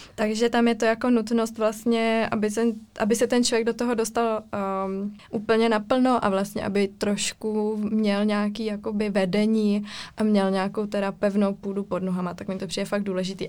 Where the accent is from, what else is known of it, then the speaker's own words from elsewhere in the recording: Ostrava, Moravian-Silesian Region, Czechia; já pocházím z Ostravy